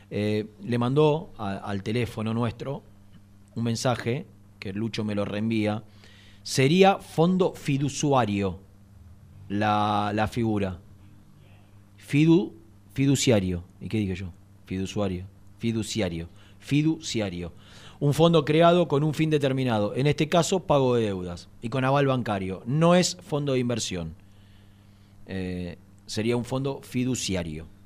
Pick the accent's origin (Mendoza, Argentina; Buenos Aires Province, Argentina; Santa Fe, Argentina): Buenos Aires Province, Argentina; Marcos Paz; Buen día, muchachos. … de Marcos Paz.